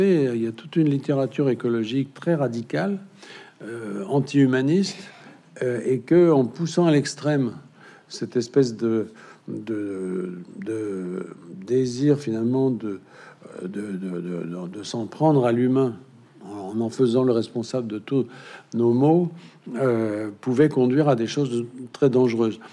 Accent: Berry, Centre-Val de Loire, France; chez moi dans le Berry

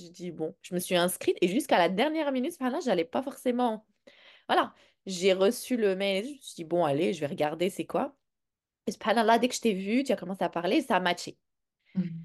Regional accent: Morocco; moved away; J'ai grandi au Maroc

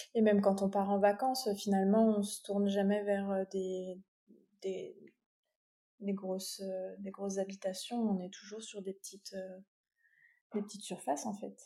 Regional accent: Champagne-Ardenne, Grand Est, France; also born or lived in Belgium; now in Finistère, France; je suis originaire de Champagne-Ardenne

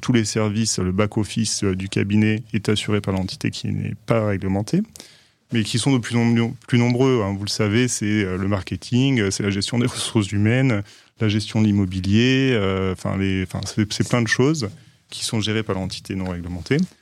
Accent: Aix-en-Provence, Provence-Alpes-Côte d'Azur, France; moved away as an adult; now in Paris, France; je viens d'Aix-en-Provence, où je suis né

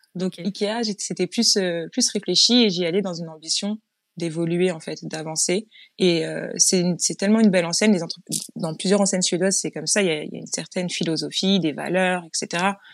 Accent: Chanteloup-les-Vignes, Île-de-France, France; moved away as an adult; Je suis née dans le sud de la France, mais mmh. j'étais toute petite quand je, quand je suis arrivée à Chanteloup-les-Vignes

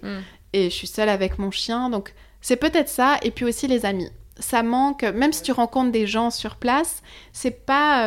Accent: Switzerland; moved away as an adult; also born or lived in Lisbon; now in Paris, France; je viens de Suisse

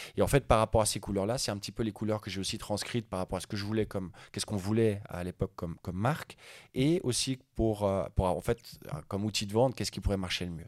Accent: Lausanne, Vaud, Switzerland; also born or lived in Sweden; je suis né à Lausanne, je suis à moitié suédois, moitié suisse

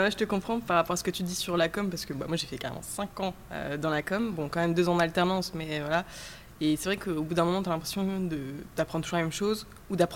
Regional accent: Dunkirk, Hauts-de-France, France; now in Lille, France; j'ai grandi à Dunkerque.

